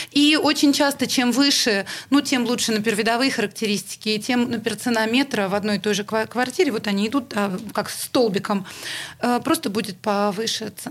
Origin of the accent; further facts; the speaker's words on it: Saint Petersburg, Russia; Но, понимаете, мы из Питера.